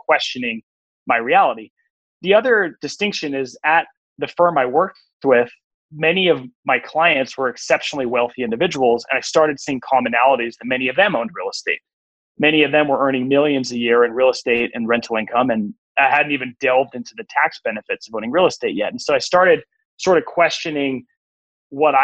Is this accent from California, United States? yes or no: yes; Walnut Creek, California, United States; I am a San Francisco Bay Area native, born and raised in the San Francisco East Bay